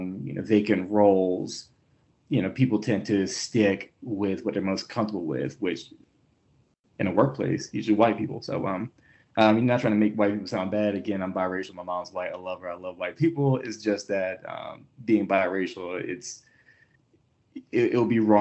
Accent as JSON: {"language": "English", "town": "Hampton", "region": "Virginia", "country": "United States", "tie": "born or raised there", "also_born_or_lived": "Baltimore", "moved": "as an adult", "lives_now": "Denver, United States", "said": "I was born and raised in Hampton, Virginia"}